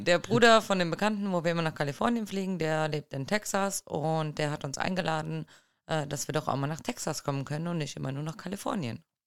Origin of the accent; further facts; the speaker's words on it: Germany; bei uns in Deutschland